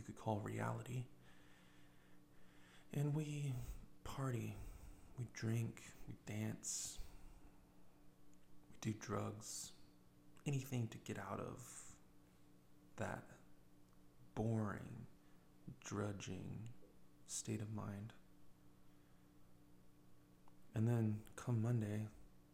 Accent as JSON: {"language": "English", "country": "United States", "said": "an American with 40 years of skin in the game, living the American fantasy"}